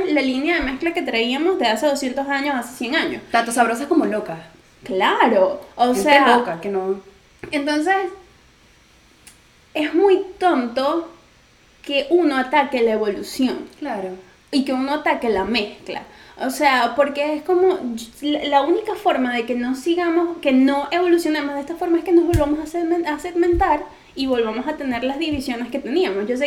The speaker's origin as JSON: {"language": "Spanish", "country": "Venezuela", "moved": "yes", "said": "sigo siendo venezolano, solo que donde yo estoy, a juro, me lleva a adaptarme a otras"}